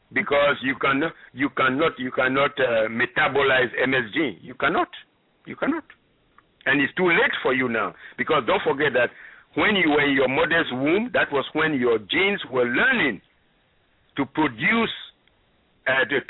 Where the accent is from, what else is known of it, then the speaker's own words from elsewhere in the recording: Ghana; moved away; I'm originally from Ghana